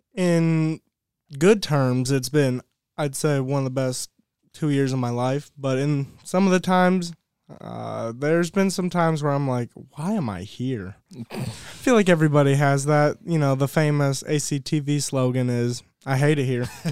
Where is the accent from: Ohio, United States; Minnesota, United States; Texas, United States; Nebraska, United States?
Ohio, United States; moved away; I'm from Ohio